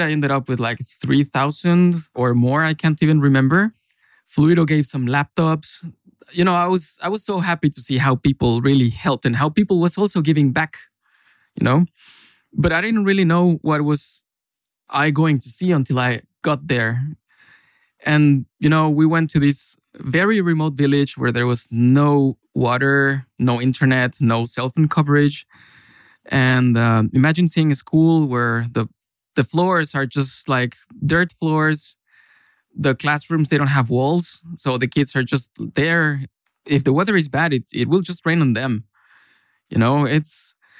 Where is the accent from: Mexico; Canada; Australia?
Mexico; moved away as an adult; now in Finland; I come from Mexico, actually. And I've been in Finland for five years also